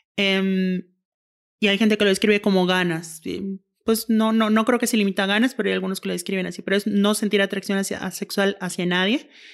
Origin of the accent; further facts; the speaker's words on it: Yucatán, Mexico; now in Monterrey, Mexico; soy yucateca, vivo en Monterrey